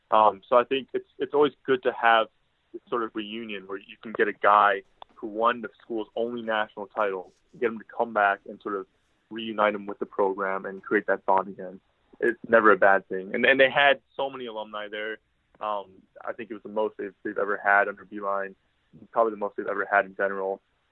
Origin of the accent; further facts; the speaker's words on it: Ann Arbor, Michigan, United States; I grew up in Ann Arbor, and I was born long after they won a title.